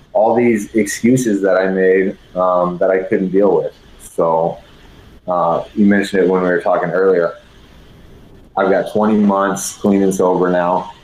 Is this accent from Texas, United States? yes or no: yes; San Antonio, Texas, United States; moved away as an adult; also born or lived in Colorado; I'm from San Antonio, Texas, Douglas MacArthur High School